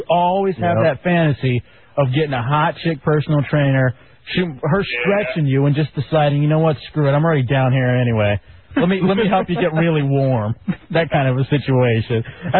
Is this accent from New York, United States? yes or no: no; Silver Spring, Maryland, United States; my hometown of Silver Spring.